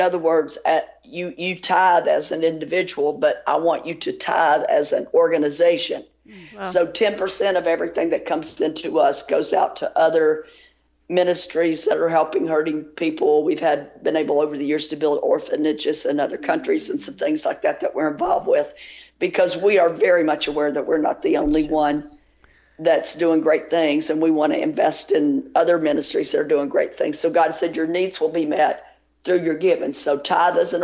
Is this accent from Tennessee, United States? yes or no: yes; Tennessee, United States; also born or lived in Louisiana; I grew up in Tennessee